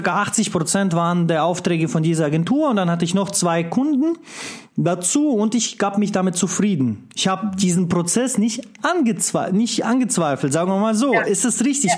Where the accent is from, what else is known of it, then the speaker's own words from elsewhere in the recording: Russia; moved away; als einer, der im kommunistischen Land geboren wurde in Russland